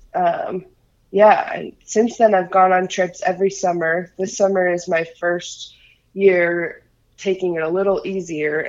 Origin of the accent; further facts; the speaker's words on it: Illinois, United States; moved away; also born or lived in Salt Lake City, Utah; I'm from the Midwest originally. I'm from Illinois.